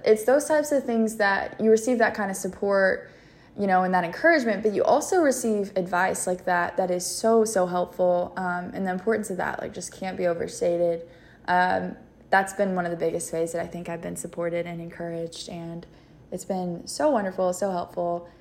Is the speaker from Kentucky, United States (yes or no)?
yes; London, Kentucky, United States; I am from London, Kentucky, so it's like the southeastern part of the state